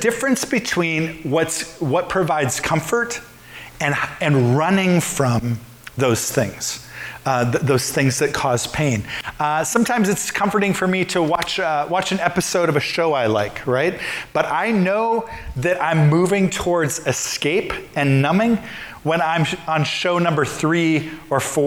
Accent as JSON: {"language": "English", "region": "Midwest", "country": "United States", "tie": "born or raised there", "said": "I grew up in the Midwest"}